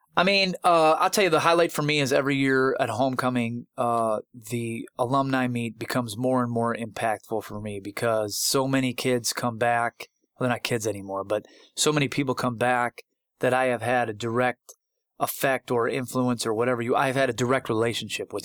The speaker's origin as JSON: {"language": "English", "town": "Buffalo", "region": "New York", "country": "United States", "tie": "born or raised there", "moved": "yes", "said": "I was in grad school at the University of Buffalo, my hometown"}